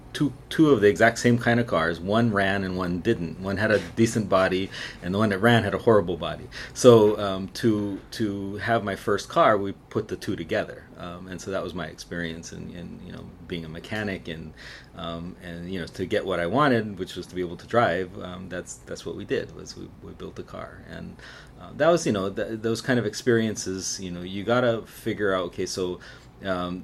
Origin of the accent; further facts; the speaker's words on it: Maui, Hawaii, United States; also born or lived in Kula, Maui; I was born on Maui in a place called Kanayo